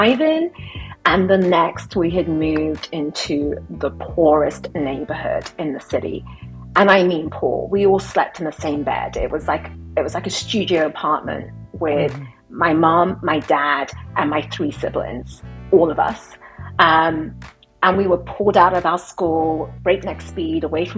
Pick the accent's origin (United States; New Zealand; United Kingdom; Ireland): United Kingdom; I'm British